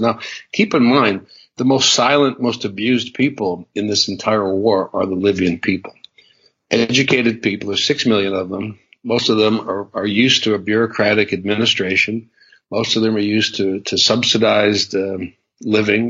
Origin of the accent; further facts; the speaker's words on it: United States; being an American